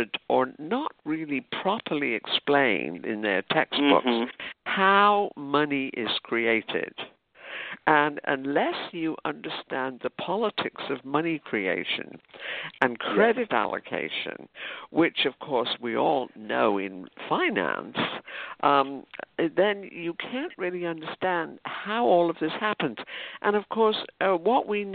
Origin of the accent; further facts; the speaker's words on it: United Kingdom; now in United States; I grew up in Britain